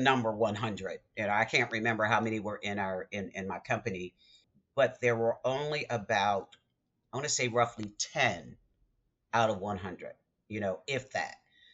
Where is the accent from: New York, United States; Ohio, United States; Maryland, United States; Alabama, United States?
Maryland, United States; Baltimore; I'm from Baltimore